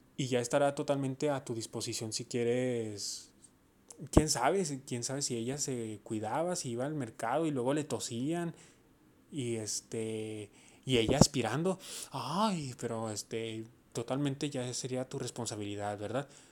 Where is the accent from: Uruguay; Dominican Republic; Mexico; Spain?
Mexico; yo soy mexicano yo estoy orgulloso de ser mexicano. Entonces yo digo que mi país es México